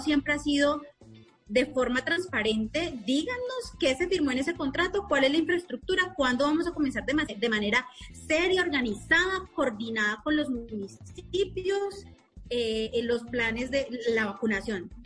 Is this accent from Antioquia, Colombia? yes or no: no; Cauca, Colombia; yo soy del departamento del Cauca